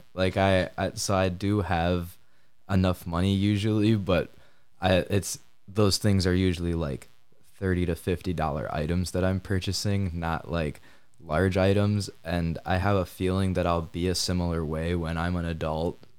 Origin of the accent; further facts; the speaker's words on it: Kalamazoo, Michigan, United States; also born or lived in Grand Rapids, Michigan; I'm from Kalamazoo, Michigan